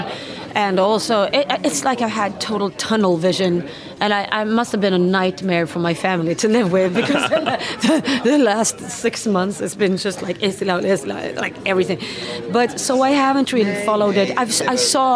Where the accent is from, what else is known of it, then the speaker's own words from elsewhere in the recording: Sweden; Sweden is my home country.